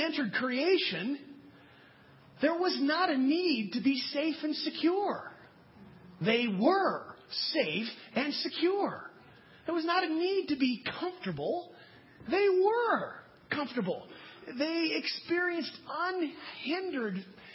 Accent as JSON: {"language": "English", "country": "United States", "said": "as American Christians, and that's what we are"}